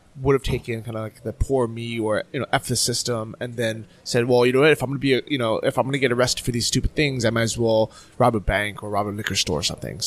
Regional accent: San Francisco, California, United States; moved away as an adult; also born or lived in Orange County, California / Berlin, Germany; I moved from San Francisco down to Orange County

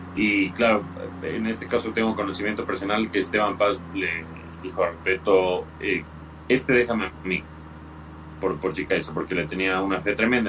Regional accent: Ecuador

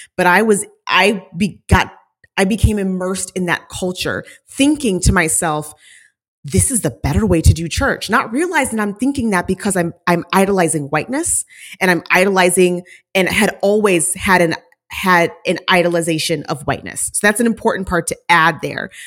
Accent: Saint Paul, Minnesota, United States; moved away; also born or lived in Washington, D.C.; I grew up in the Minneapolis, Saint Paul surrounding area

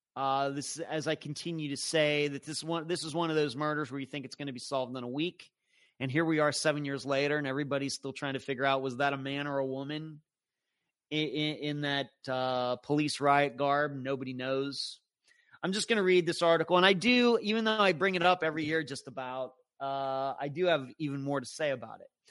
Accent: Pennsylvania, United States; growing up in Pennsylvania, our backyard butted up against the cow pasture

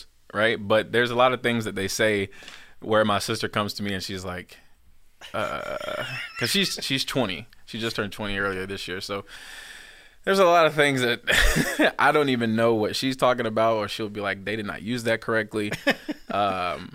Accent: Georgia, United States; accent: country twang; I'm right here from Georgia. I have the country twang sometimes

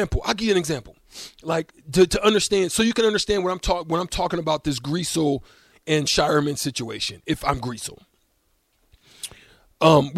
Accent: Bellevue, Nebraska, United States; I came from Bellevue

